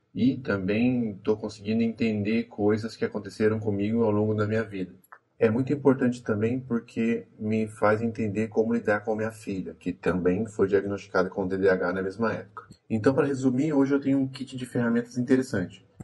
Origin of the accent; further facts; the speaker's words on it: Cruzeiro, São Paulo, Brazil; sou do interior de São Paulo, uma cidade chamada Cruzeiro